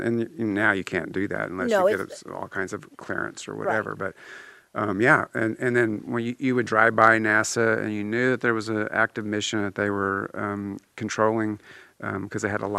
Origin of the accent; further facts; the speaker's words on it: Houston, Texas, United States; moved away; And I grew up in Houston. And I lived for a big chunk of the time down there by NASA.